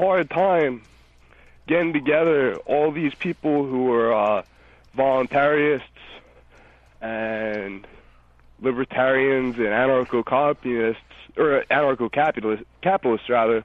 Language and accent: English; New Jersey, United States; I'm from New Jersey